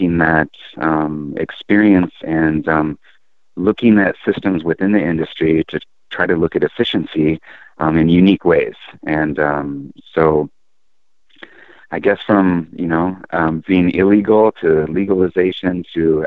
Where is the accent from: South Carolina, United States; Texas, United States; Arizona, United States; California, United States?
California, United States; San Diego; now in Eugene, United States; growing up as a kid, I'm originally from Southern California, San Diego